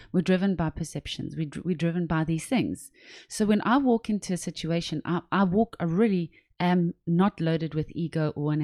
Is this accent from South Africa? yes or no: yes; South Africa; I'm from South Africa